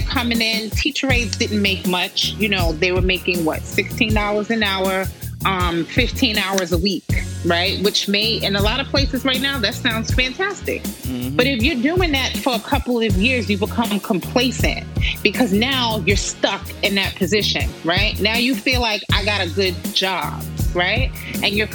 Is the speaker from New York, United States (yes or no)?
yes; New York City, New York, United States; as a New Yorker, you know, you finish high school